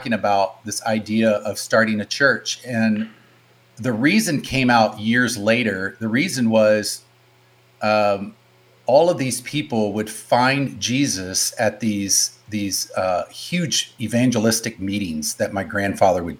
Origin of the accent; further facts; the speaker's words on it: North Carolina, United States; also born or lived in Michigan; now in Bay Area, United States; I would say I'm from Michigan, but born, raised, grew up in the South, grew up in North Carolina